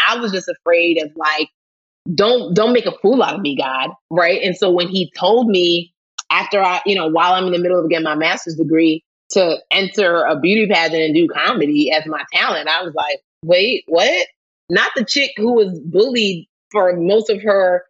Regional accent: Nigeria; as a Nigerian

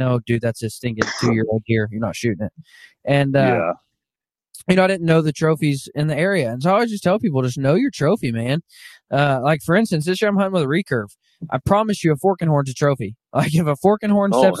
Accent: Arkansas, United States; I grew up in Arkansas

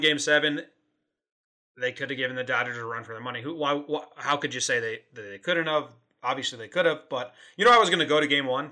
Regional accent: Connecticut, United States; now in California, United States; I'm in California. We're both originally from Connecticut, East Coast area transplanted Yankee fans

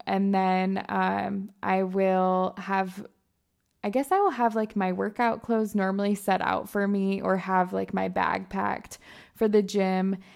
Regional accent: Michigan, United States; moved away as an adult; also born or lived in Alabama; I'm originally from Michigan

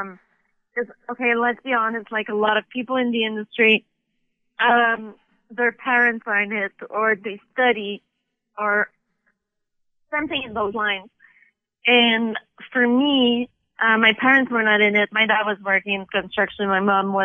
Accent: Montreal, Quebec, Canada; now in Toronto, Canada; I'm from Montreal

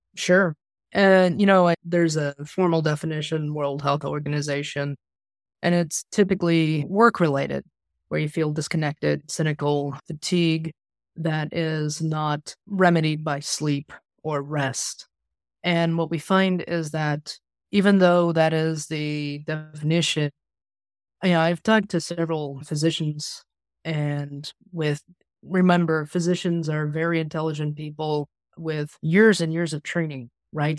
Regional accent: Kansas, United States; I'm a Midwesterner born and raised here in Kansas

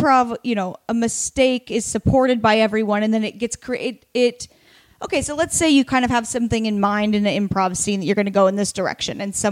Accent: Oregon, United States; now in Los Angeles, United States; I'm from Oregon

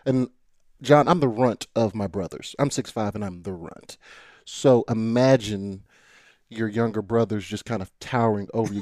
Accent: Nashville, Tennessee, United States; born or raised there; also born or lived in Brentwood, Tennessee / Chattanooga, Tennessee

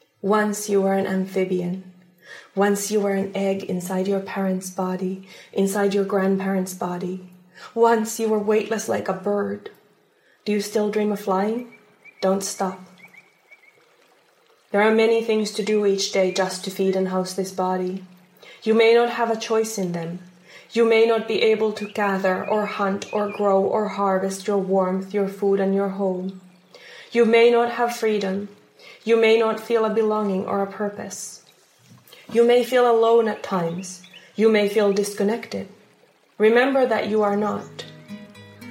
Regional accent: Finland; English is a second language; also born or lived in Palestine (ancestry); now in Washington, United States; I was born and raised in the subarctic taiga and by the subarctic taiga in Finland.

